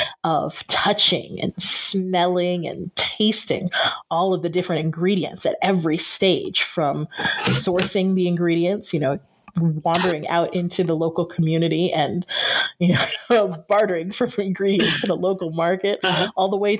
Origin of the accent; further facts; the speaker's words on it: Southern California, United States; moved away as an adult; also born or lived in Japan; now in Ohrid, North Macedonia; as a child growing up in Southern California